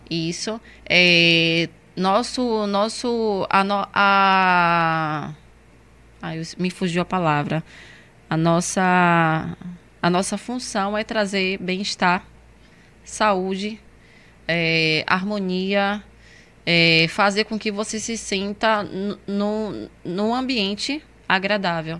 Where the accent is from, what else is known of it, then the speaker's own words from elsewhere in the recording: Northeast Region, Brazil; eu sou nordestina.